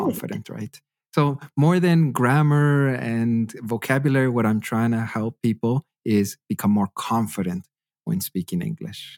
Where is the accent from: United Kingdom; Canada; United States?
Canada; Western Canada; moved away as an adult; also born or lived in Hanover, Germany; now in Freiburg, Germany; I'm originally from Canada. I've been living in Germany for about six years now